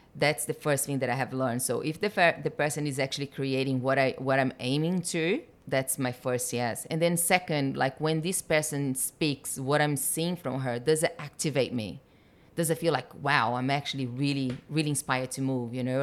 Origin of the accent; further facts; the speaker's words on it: Brazil; moved away as an adult; I was born in Brazil, been here for seventeen